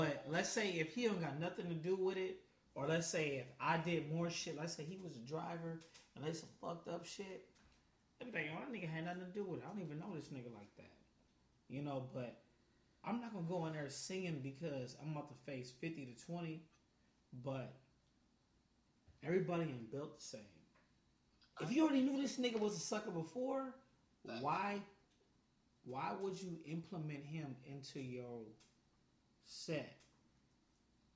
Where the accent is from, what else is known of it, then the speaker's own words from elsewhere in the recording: Inglewood, California, United States; I'm from Champ City, Inglewood